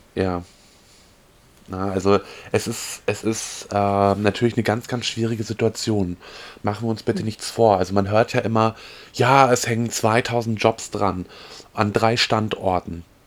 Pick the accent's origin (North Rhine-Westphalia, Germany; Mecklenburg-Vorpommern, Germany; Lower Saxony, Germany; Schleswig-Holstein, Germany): Mecklenburg-Vorpommern, Germany; wir beide sind ja Mecklenburger